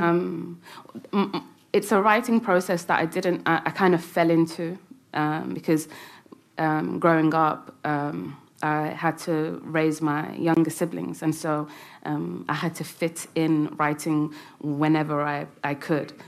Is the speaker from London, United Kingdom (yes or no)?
yes; London, United Kingdom; It's where I had my first kiss and where all my friends and you know first heartbreak. Everything happened in London.